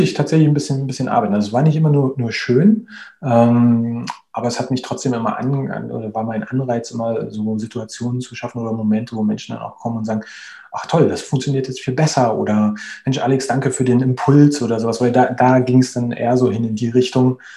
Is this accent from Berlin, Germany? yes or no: yes; Berlin, Germany; moved away as an adult; now in Spain; ich bin 38 Jahre alt, ich äh, bin gebürtiger Berliner, lebe mittlerweile aber in, in Spanien